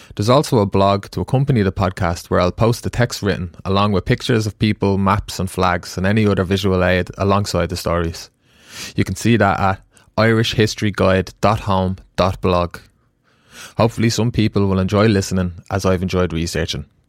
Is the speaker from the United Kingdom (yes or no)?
no; Ireland